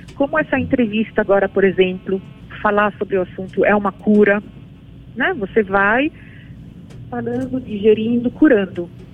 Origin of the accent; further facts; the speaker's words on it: Brazil; eu cresci no Brasil